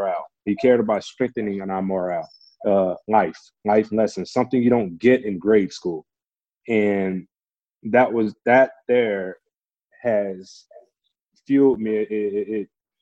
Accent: Beaumont, Texas, United States; moved away as an adult; also born or lived in Calgary, Canada; my local university in my hometown of Beaumont, Texas

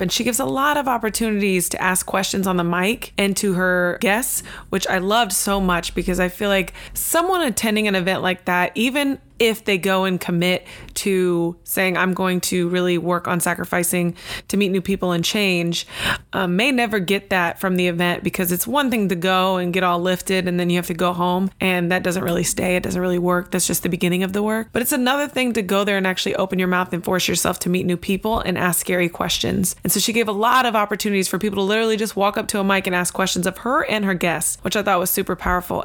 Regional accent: Tampa, Florida, United States; I'm from Tampa

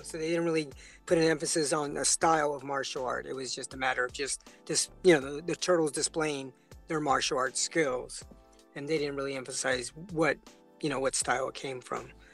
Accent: San Francisco, California, United States; I was raised in San Francisco, so I was in the Sunset District

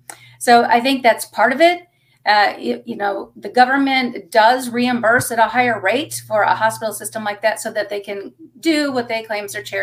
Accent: Texas, United States; moved away as an adult; also born or lived in Houston, Texas; now in Kentucky, United States; I'm originally from Texas

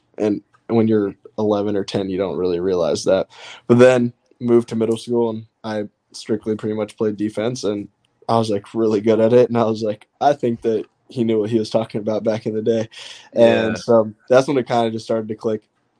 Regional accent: Austin, Texas, United States; first language Russian; English is a second language; moved away as an adult; also born or lived in New York City, United States / North Carolina, United States; And I'm from Austin, so it's not too far away from me.

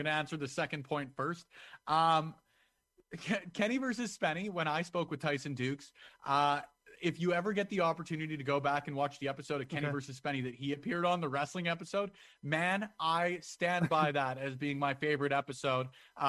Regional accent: Alberta, Canada; growing up in Alberta

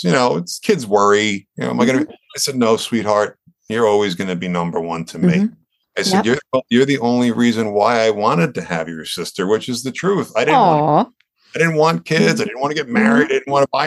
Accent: Long Island, New York, United States; growing up on Long Island here

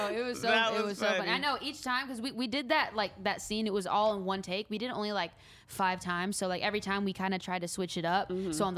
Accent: Northern California, United States; I'm from NorCal

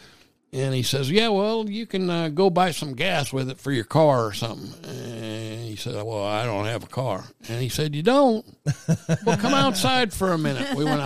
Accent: Kansas City, Missouri, United States; I'm from Kansas City.

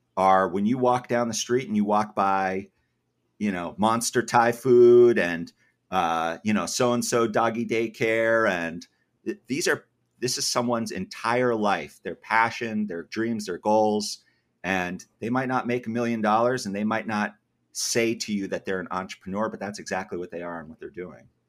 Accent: Massachusetts, United States; moved away as an adult; also born or lived in Georgia; I grew up in Massachusetts

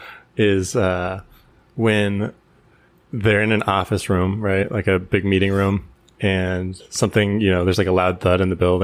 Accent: San Diego, California, United States; moved away; I was from San Diego

